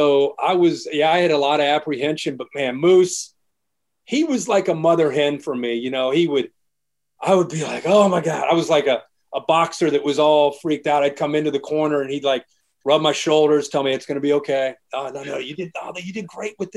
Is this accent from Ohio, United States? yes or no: yes; Dayton, Ohio, United States; growing up in the Dayton area in high school